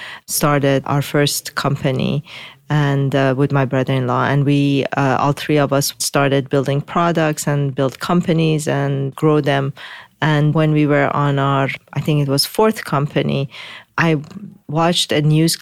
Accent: Tehran, Tehran Province, Iran; moved away; also born or lived in Mashhad, Iran; I was born in Mashhad, the second largest city, but then moved to Tehran and grew up in Tehran

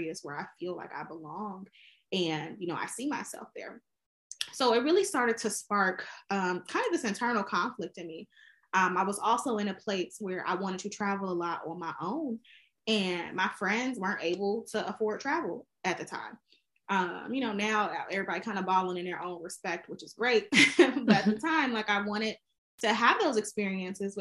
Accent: Chicago, Illinois, United States; now in Washington, D.C., United States; I am originally from Chicago, Illinois, but actually I live in Washington, D.C.

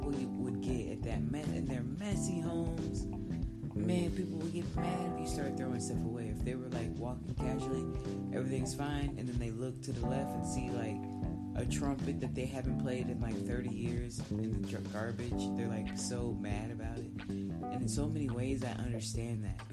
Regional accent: Round Rock, Texas, United States; I grew up in Round Rock, Texas

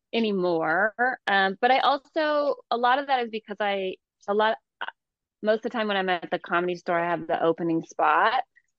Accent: Georgia, United States; also born or lived in Hayward; I was born in Hayward, but I grew up in Georgia. And so I was constantly adapting my own voice to the people around me.

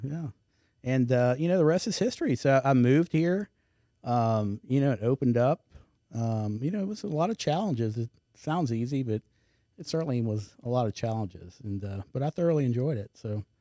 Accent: Houston, Texas, United States; moved away as an adult; now in Baton Rouge, United States; I grew up in Houston

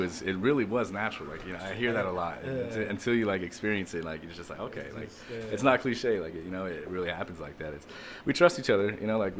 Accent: Hayden, Arizona, United States; I'm from Hayden, Arizona, small mining town.

